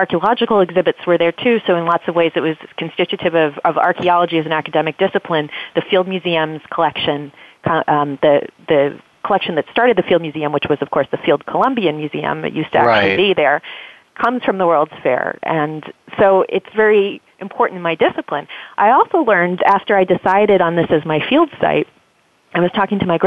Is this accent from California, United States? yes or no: yes; Los Angeles, California, United States; moved away; also born or lived in Berkeley / Chicago; I'm from Los Angeles originally, but my family is actually from Chicago